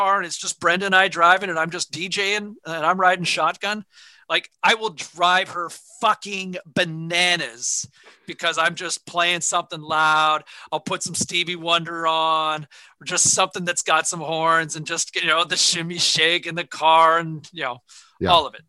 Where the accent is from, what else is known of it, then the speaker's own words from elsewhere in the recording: Ottawa, Ontario, Canada; the house growing up in Ottawa.